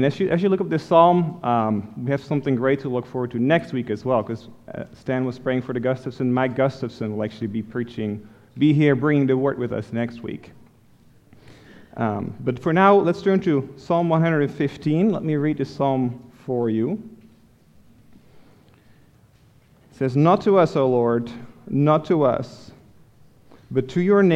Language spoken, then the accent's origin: English; Netherlands; moved away as an adult; now in United States; I grew up in Holland, in Europe. And I didn't come to America until after I met Elisa